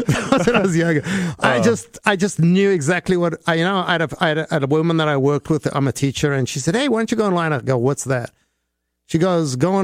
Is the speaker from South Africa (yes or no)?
yes; South Africa; now in United States; I grew up in South Africa, and going to counseling was considered weak